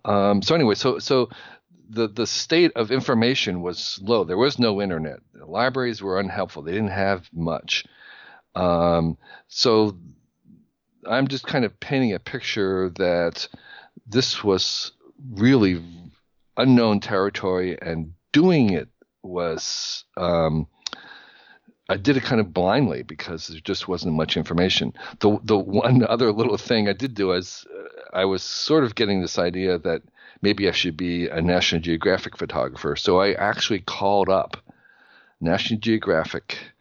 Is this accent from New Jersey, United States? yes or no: yes; New Jersey, United States; I grew up in New Jersey in the sixties